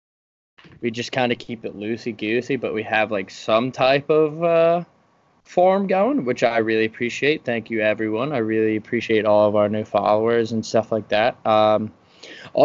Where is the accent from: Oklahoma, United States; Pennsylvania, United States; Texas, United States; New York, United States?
Pennsylvania, United States; Philadelphia; also born or lived in Massachusetts; I'm from Philadelphia area, and I went to school for 4 years in Massachusetts